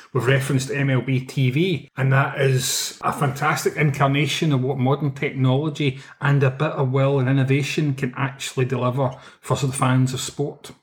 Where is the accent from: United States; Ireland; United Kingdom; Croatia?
United Kingdom; Scotland